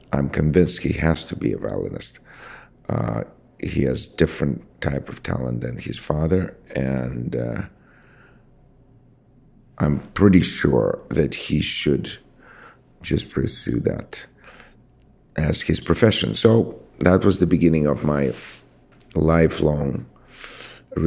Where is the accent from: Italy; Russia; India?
Russia; moved away; I grew up in Russia